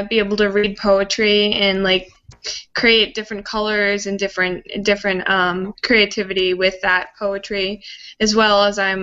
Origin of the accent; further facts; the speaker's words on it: New Jersey, United States; I'm from New Jersey.